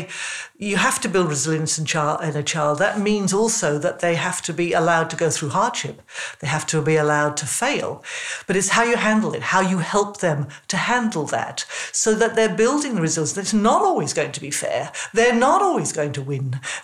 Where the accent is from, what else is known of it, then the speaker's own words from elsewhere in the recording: England, United Kingdom; When I was first at high school, I was in England, you probably gather from my accent